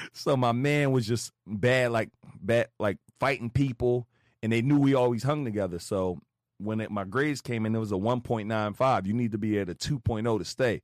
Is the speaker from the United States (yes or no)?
yes; Philadelphia, Pennsylvania, United States; I grew up West Philly, literally drug-infested neighborhood